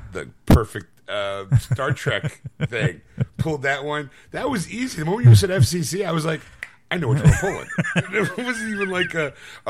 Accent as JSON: {"language": "English", "country": "Sweden", "said": "I'm from Sweden, and I know it's the freedom of speech."}